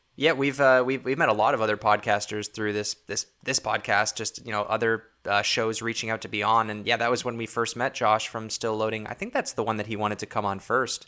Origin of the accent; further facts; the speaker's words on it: Toronto, Ontario, Canada; we're from Toronto, Ontario